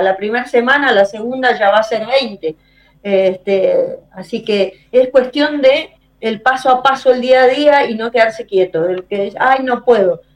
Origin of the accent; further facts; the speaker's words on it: Argentina; moved away; cuando yo voy a mi pueblo, Salada